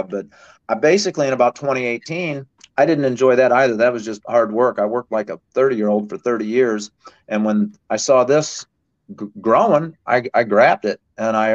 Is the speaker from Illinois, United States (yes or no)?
yes; Wood River, Illinois, United States; I grew up down in Wood River, Illinois, which is outside St. Louis